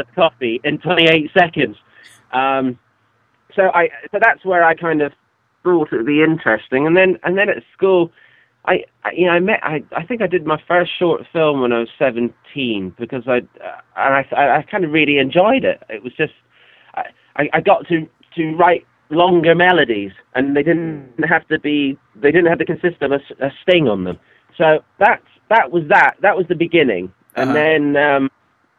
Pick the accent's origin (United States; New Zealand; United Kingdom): United Kingdom; Scotland; my father was a songwriter, and where I was born in Scotland